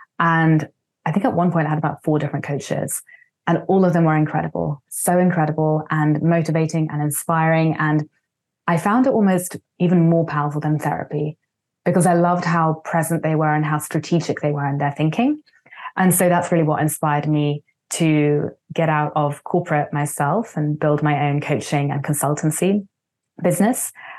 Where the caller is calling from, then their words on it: Vancouver, British Columbia, Canada; I'm calling today from Vancouver, a beautiful city I used to live in, though now I'm based out of Spain.